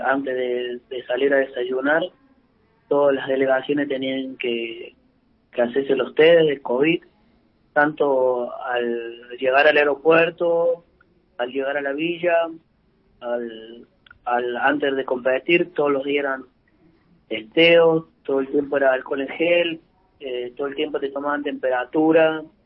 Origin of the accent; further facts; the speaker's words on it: Córdoba, Argentina; moved away as an adult; also born or lived in Buenos Aires, Argentina; now in Santa Fe, Argentina; yo soy cordobés